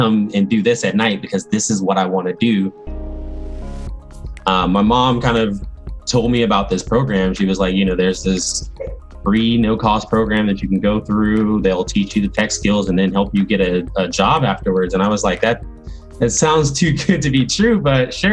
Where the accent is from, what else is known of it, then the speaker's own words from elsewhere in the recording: Augusta, Georgia, United States; I was born in Augusta, Georgia